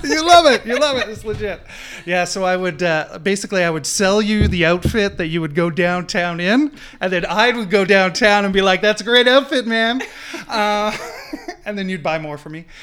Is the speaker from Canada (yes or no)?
yes; Newfoundland and Labrador, Canada; growing up in Newfoundland, we were part of the United Church